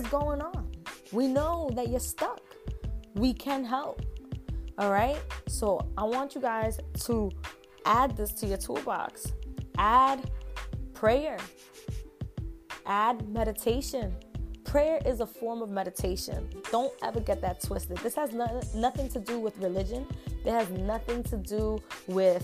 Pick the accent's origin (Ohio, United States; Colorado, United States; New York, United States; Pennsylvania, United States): New York, United States; I'm from New York